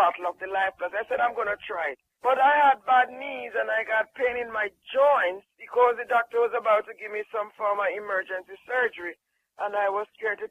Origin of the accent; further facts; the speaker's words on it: Jamaica; moved away; I'm from Jamaica